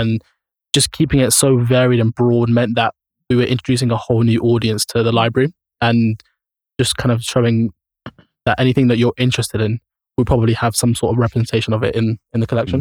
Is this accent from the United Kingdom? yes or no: yes; London, United Kingdom; as a teenager growing up in Camden